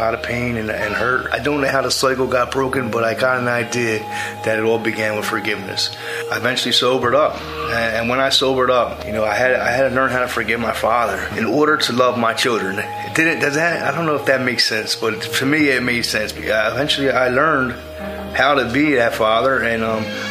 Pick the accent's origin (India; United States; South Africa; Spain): United States; Philadelphia, Pennsylvania; I was born and raised in the Kensington area of Philadelphia